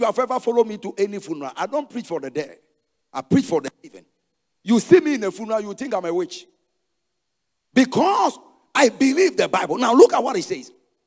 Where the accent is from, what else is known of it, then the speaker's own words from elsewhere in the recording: Ghana; I am a Ghanaian.